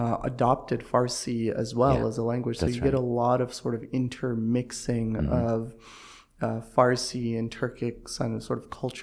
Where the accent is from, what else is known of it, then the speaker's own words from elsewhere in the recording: Toronto, Ontario, Canada; also born or lived in Ankara, Turkey; we migrated as a family to Toronto, Canada. And so I grew up and spent most of my formative years in Toronto, Canada. And that's where I went to high school. That's where I did my bachelor's at the University of Toronto.